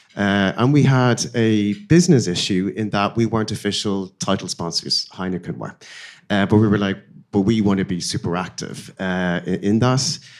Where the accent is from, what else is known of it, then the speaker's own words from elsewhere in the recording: Dublin, Leinster, Ireland; moved away as an adult; my hometown is Dublin